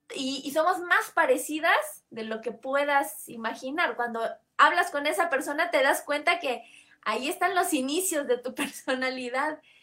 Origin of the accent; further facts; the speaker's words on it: Comitán, Chiapas, Mexico; allá en Comitán, de donde yo soy